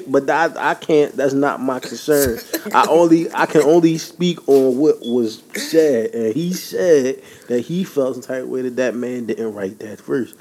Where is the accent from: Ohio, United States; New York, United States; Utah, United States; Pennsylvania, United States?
Pennsylvania, United States; Philadelphia; I'm from Philly